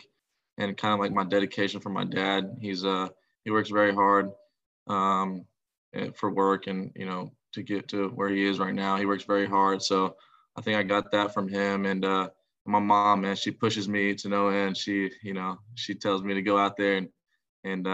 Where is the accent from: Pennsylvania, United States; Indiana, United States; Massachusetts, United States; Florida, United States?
Florida, United States; Longwood; moved away as an adult; I'm from Longwood, Florida. Went to Lake Mary High School.